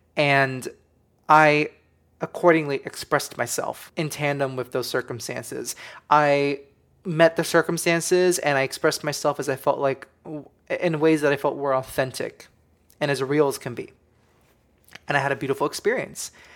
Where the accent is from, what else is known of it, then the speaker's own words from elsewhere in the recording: United States; we come from the United States of America